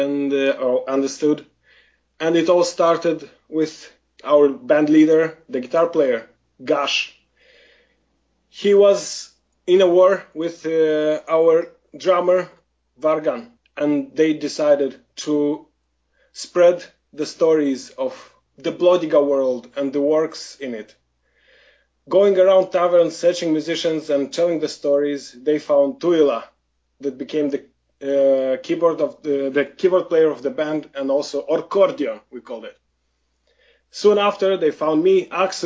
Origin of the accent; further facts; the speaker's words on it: Moldova; I am from Eastern Europe. I was born from in Moldova